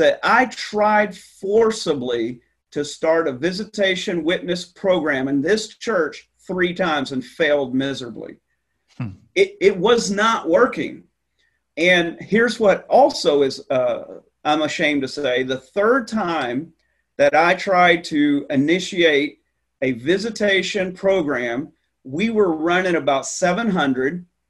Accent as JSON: {"language": "English", "region": "the South", "country": "United States", "said": "So I came from the Bible Belt in the South, and I came here, and I'm not making this up."}